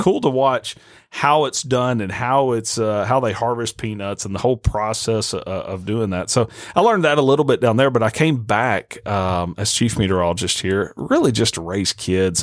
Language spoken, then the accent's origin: English; Nashville, Tennessee, United States; moved away as an adult; also born or lived in Arkansas; now in Jonesboro, United States; I grew up in Nashville.